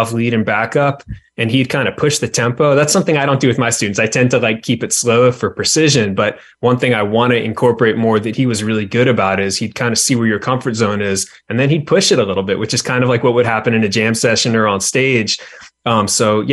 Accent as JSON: {"language": "English", "town": "Williamsburg", "region": "Virginia", "country": "United States", "tie": "born or raised there", "said": "I grew up in Williamsburg"}